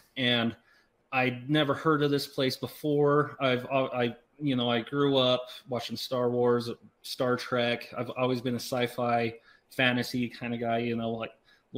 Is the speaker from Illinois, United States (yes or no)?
no; Southeast Idaho, United States; originally from Southeast Idaho, grew up as a farm kid